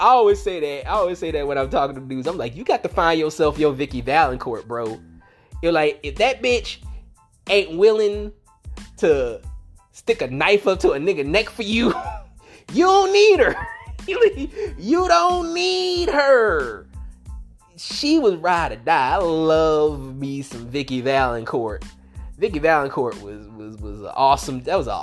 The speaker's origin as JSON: {"language": "English", "region": "Louisiana", "country": "United States", "said": "especially Cajun people, and I'm both, you know, like, you know, I'm from Louisiana, you know, I'm from Louisiana"}